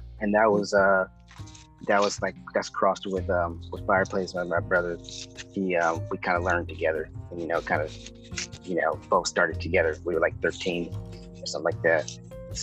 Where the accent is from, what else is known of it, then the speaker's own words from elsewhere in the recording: Oakland, California, United States; moved away as an adult; also born or lived in Manteca, California; now in Los Angeles, United States; I'm from Oakland, California, the Bay Area